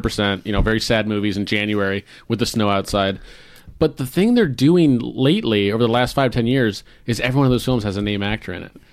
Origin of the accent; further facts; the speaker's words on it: Florida, United States; moved away as an adult; also born or lived in the South; now in Seattle, United States; I'm originally from Florida, born in Florida